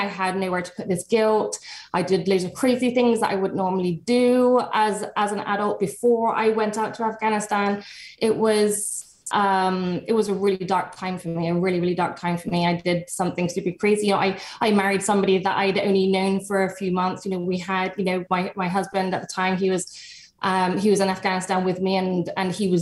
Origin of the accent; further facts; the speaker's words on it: England, United Kingdom; I started my journey actually in England. I'm from England